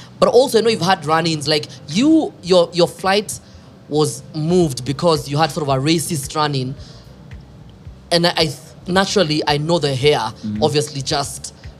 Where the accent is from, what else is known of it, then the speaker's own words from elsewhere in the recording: Kenya; I'm from Kenya.